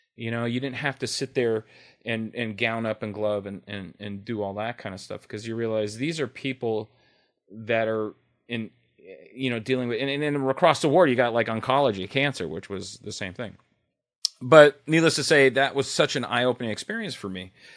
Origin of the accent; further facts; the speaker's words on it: Los Angeles, California, United States; L A native. I grew up, I was born in Hollywood. I'm a, a true Hollywood baby